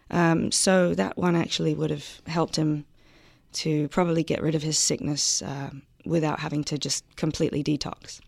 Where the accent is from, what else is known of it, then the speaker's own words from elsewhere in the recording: London, United Kingdom; moved away as an adult; I grew up in South London. Um, I lived there until I was 19 years old.